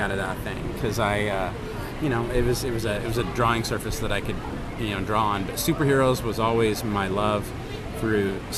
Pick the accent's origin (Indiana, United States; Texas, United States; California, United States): California, United States; Orange County; I grew up here in Orange County